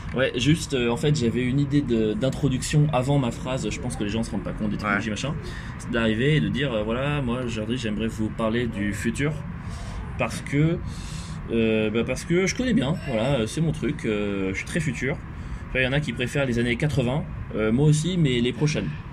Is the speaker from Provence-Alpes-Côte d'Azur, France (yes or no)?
yes; near Nice, Provence-Alpes-Côte d'Azur, France; moi, genre, sud-est, vraiment, pas très loin de l'Italie